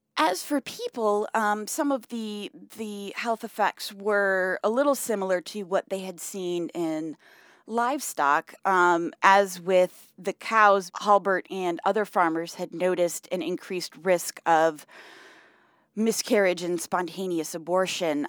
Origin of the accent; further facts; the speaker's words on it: Michigan, United States; I grew up in Michigan